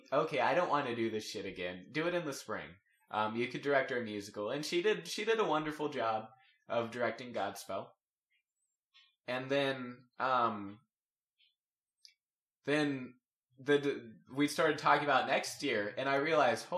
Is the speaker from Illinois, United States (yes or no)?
no; Texas, United States; I'm from Texas